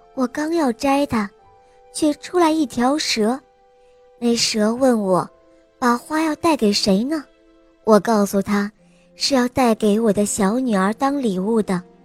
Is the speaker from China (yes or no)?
yes; Jinan, Shandong, China; 我是岁半的，我来自济南